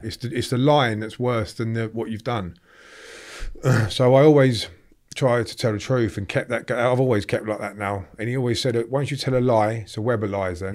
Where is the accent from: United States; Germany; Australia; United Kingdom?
United Kingdom; Draughton, East Midlands; I grew up in a little, uh, village in Northamptonshire called Drawton